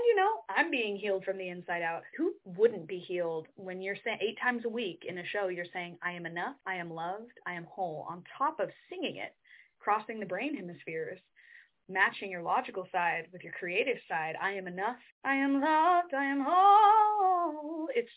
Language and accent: English; Midwest, United States; now in New York City, United States; I'm from the Midwest, we're kind of brought up to be respectful